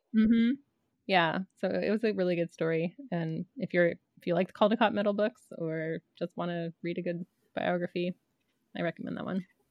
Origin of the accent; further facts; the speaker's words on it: Canada; growing up in Canada